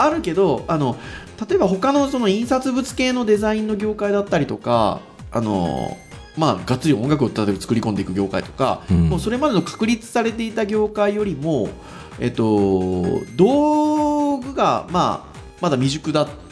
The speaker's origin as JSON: {"language": "Japanese", "region": "Kyushu", "country": "Japan", "tie": "born or raised there", "said": "私九州の出身なんですけど"}